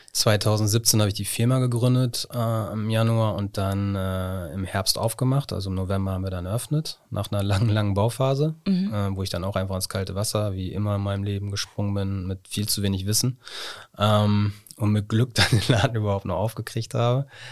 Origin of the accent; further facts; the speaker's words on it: Osnabrück, Lower Saxony, Germany; ich bin in Schinkel-Ost groß geworden